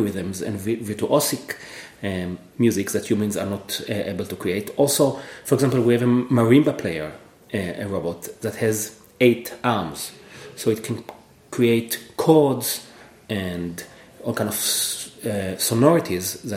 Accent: Israel; moved away as an adult; also born or lived in Cambridge, Massachusetts, United States; now in Atlanta, United States; I'm originally from Israel, where I did double major in both computer science and music

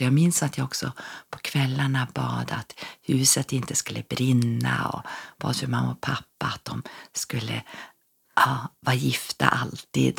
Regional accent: Norrfjärden, Norrbotten County, Sweden; also born or lived in Ås, Örnsköldsvik / Lindesberg; now in Örnsköldsvik, Sweden; bor i Ås i Örnsköldsvik men är född och uppvuxen i Norrbotten, i Norrfjärden utanför Piteå

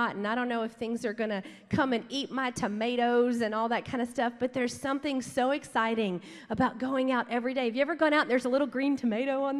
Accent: Baton Rouge, Louisiana, United States; moved away as an adult; now in Dallas, United States; We grew up in South Louisiana. We're from Baton Rouge

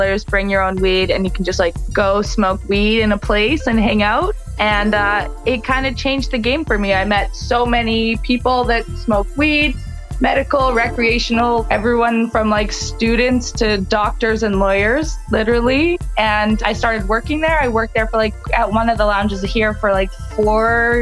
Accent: Edmonton, Alberta, Canada; moved away as an adult; now in Toronto, Canada; I do live in Toronto. I am originally from Edmonton

